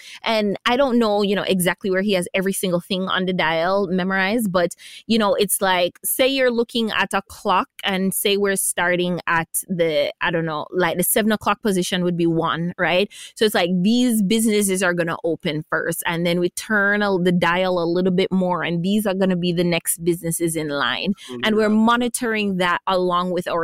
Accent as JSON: {"language": "English", "town": "New York City", "region": "New York", "country": "United States", "tie": "born or raised there", "also_born_or_lived": "Caribbean", "moved": "yes", "said": "I grew up in New York City"}